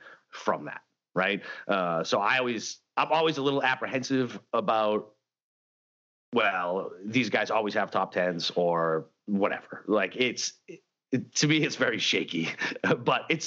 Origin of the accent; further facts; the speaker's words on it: New England, United States; moved away; where I grew up in New England